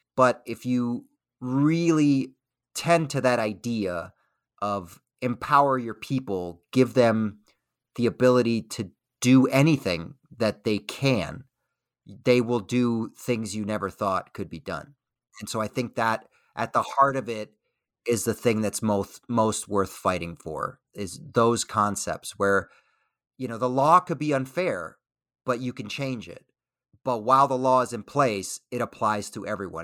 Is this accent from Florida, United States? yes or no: yes; Miami, Florida, United States; moved away as an adult; I grew up in Miami, Florida